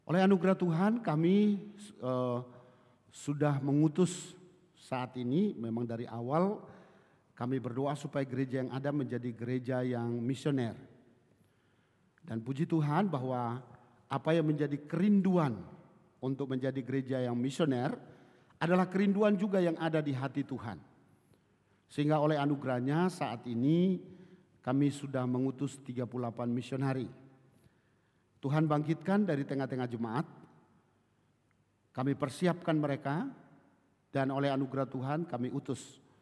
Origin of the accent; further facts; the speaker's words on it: Kupang, East Nusa Tenggara, Indonesia; now in Bekasi, Indonesia; saya berasal dari Kupang, tapi saat ini saya melayani di di Bekasi, di Cibubur.